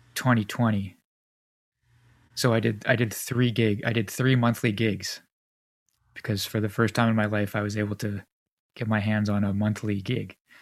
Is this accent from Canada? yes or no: yes; Canada; as a Canadian